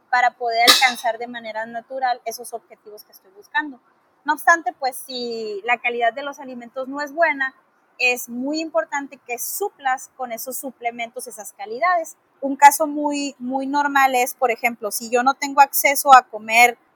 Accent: Mexico; Y como buenos mexicanos, me ha pasado mucho

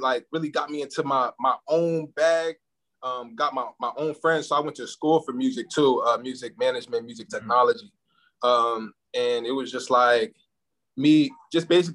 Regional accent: New Jersey, United States; also born or lived in Camden, New Jersey / Willingboro, New Jersey; now in Atlanta, United States; I'm from New Jersey. So Camden, New Jersey. I'm from Willenboro. Shout out to the 609.

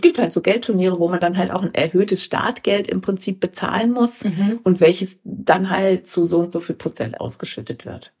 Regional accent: Herscheid, North Rhine-Westphalia, Germany; moved away as an adult; also born or lived in Mainz; ich komme aus dem Sauerland, aus Herscheid, aus einem Ort, der 6.500 Einwohner hat, wo sich jeder kennt und sich jeder duzt

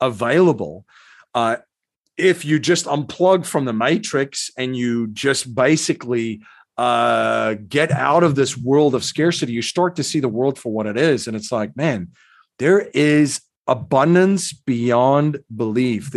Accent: South Africa; I grew up in South Africa

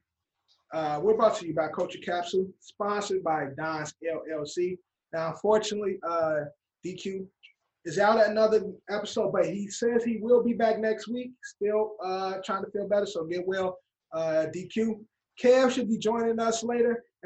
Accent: Chicago, Illinois, United States; I'm from Chicago

